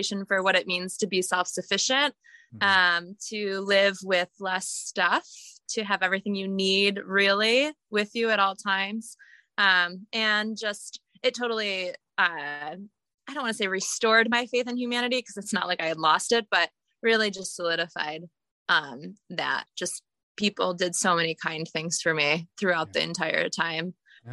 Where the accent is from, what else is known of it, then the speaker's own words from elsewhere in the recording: Lake Placid, New York, United States; moved away as an adult; also born or lived in Buffalo, New York; now in Bend, United States; I'm originally from the East Coast, Lake Placid, New York, and born in Buffalo